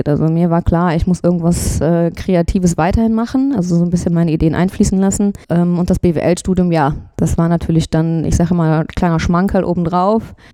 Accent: Blumenthal, North Rhine-Westphalia, Germany; Ich komme aus der Eifel, aus der tiefen Eifel, äh, in der Nähe vom Hellenthaler Wildfreigehege, äh, aus Blumenthal.

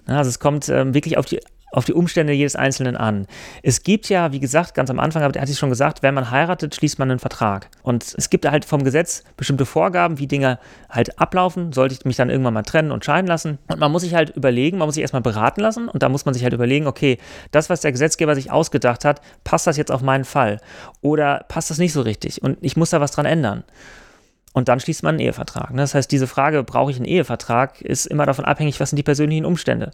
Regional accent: Germany; also born or lived in France; bei uns in Deutschland

